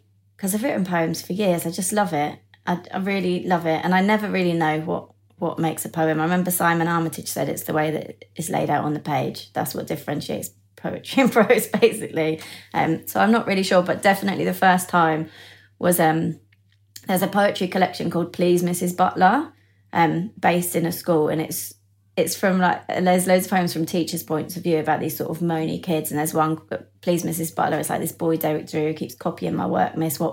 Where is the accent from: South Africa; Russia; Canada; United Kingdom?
United Kingdom; Bucklebury, South East England; I grew up in a little village called Bucklebury, which is sort of half an outside Reading in the south of England